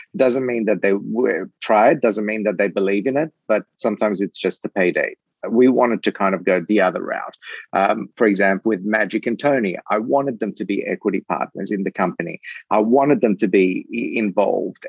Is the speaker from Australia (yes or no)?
yes; Australia; moved away; I'm originally from Australia